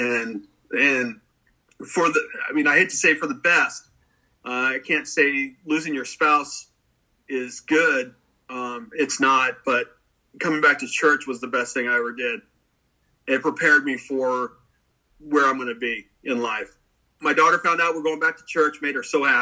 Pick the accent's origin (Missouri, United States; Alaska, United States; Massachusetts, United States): Alaska, United States; Anchorage; I'm born and raised in Anchorage, Alaska.